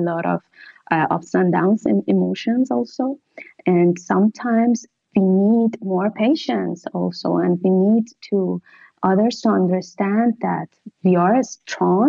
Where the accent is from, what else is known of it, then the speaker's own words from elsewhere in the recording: Iran; moved away as an adult; now in Italy; as a woman that I grew up in Iran